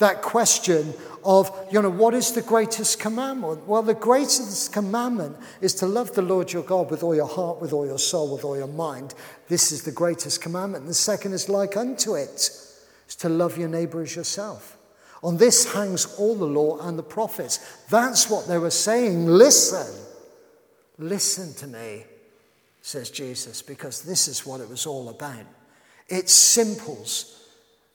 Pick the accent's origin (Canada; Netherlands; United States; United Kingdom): United Kingdom; we're British